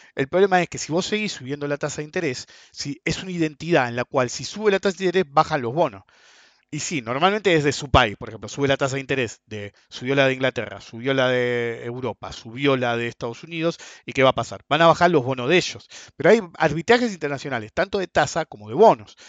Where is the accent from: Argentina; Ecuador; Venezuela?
Argentina; also born or lived in United States; los países como nosotros, Argentina